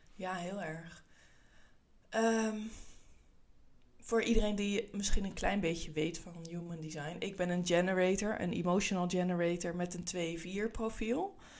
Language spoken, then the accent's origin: Dutch; Netherlands; Ik kom uit Nederland, zoals je kan horen